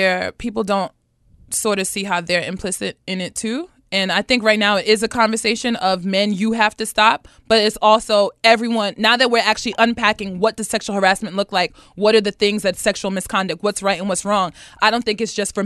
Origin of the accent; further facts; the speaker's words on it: United States; I'm American, but I'm also a black woman